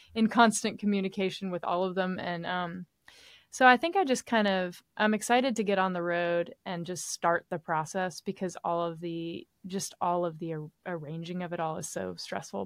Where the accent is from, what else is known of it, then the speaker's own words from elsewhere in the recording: East Tennessee, United States; now in Nashville, United States; my hometown, which is in East Tennessee. Um, I live in Middle Tennessee, where Nashville is